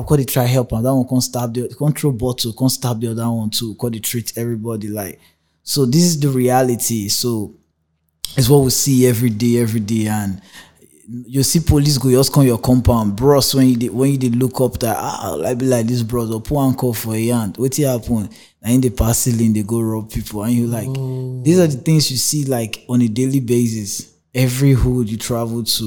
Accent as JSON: {"language": "English", "town": "Warri", "region": "Delta", "country": "Nigeria", "said": "Urhobo, sorry. Now my tribe"}